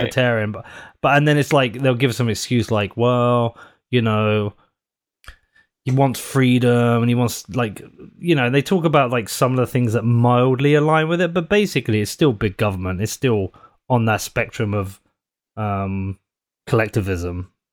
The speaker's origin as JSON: {"language": "English", "country": "United Kingdom", "said": "a Brit"}